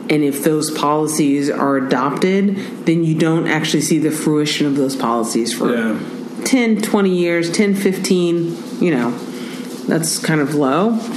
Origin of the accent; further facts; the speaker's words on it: Oakland, California, United States; I grew up in North Oakland